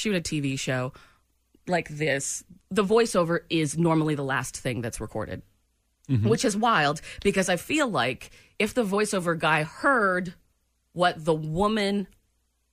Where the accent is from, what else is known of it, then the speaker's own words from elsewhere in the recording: Pennsylvania, United States; I was born in Pennsylvania.